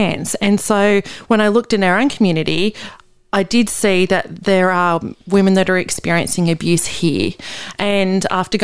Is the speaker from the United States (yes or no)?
no; Australia; also born or lived in Newcastle, New South Wales; I was born in Australia, that I live here now